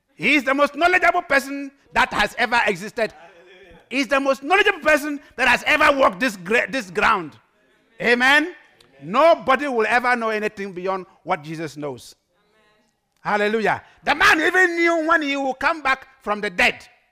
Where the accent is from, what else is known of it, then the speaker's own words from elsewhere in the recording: Ghana; English is a second language; now in Netherlands; I'm a proud Ghanaian. Everywhere I go, I dress like a Ghanaian